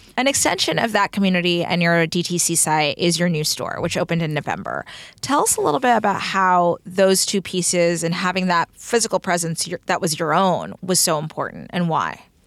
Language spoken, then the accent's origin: English; Texas, United States; I'm from Texas